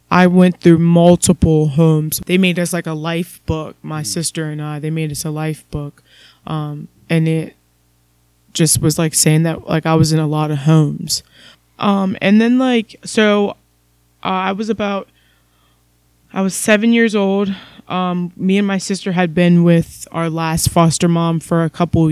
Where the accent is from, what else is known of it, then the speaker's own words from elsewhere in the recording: Columbus, Ohio, United States; growing up, I was born in Columbus, Ohio